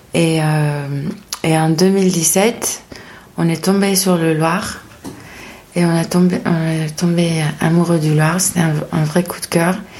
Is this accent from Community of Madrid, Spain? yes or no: yes; Madrid, Community of Madrid, Spain; French is a second language; moved away as an adult; also born or lived in Paris, France; now in France; je suis espagnole euh, de Madrid. Euh, je, j'habite en France depuis 2010